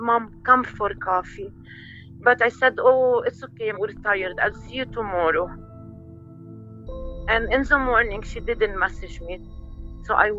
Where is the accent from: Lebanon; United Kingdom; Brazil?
Lebanon; moved away; we're originally from Lebanon